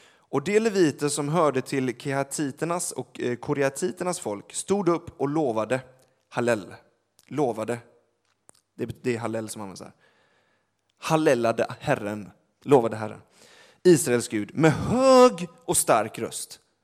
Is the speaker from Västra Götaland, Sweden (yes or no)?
yes; Gothenburg, Västra Götaland, Sweden; jag är från Göteborg